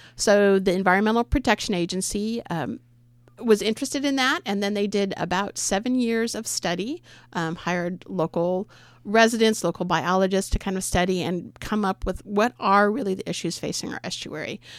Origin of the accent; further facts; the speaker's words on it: San Jose, California, United States; moved away as an adult; also born or lived in San Luis Obispo, California / eastern Oregon / Nehalem, Oregon; now in Oregon, United States; I was born in San Jose